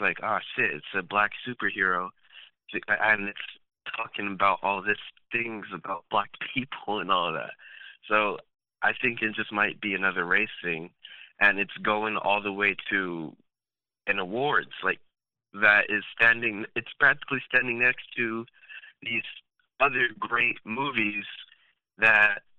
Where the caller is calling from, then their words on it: San Diego, California, United States; I'm calling from California, San Diego.